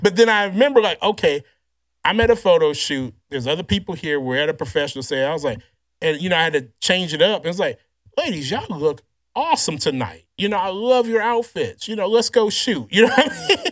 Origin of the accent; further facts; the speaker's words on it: Louisiana, United States; I grew up in Louisiana just kinda like an awkward, kinda, you know, chubby kid, nerd kid